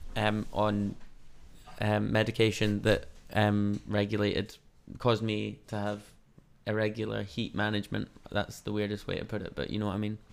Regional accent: Scotland, United Kingdom; now in New Zealand; I'm Scottish

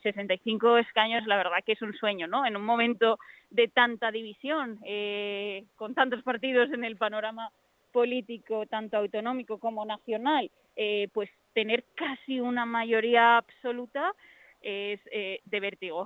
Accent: Fuenlabrada, Community of Madrid, Spain; soy de Fuenlabrada, eh, esta es mi casa

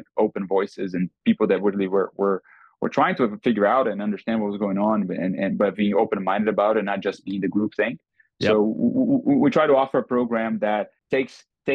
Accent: Brazil; now in Austin, United States; growing up in Brazil in the 80s

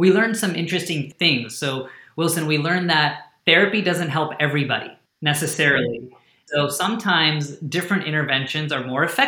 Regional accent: India; first language Hindi; So Ut in Hindi, which is my native language, means to lift up.

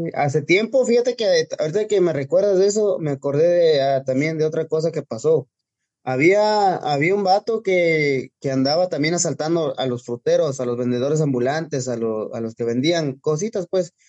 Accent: Puebla, Mexico; now in Los Angeles, United States; Soy de Puebla, originario de un pueblito llamado Santiago Tepeclacmolco, municipio de Clacotepec

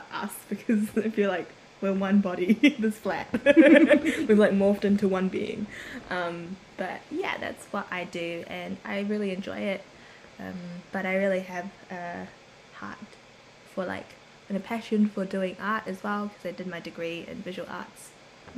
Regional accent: Auckland, New Zealand; moved away as an adult; also born or lived in Korea; now in Wellington, New Zealand; I was born in Korea, bred here in New Zealand, in the amazing city of Auckland that everybody loves.

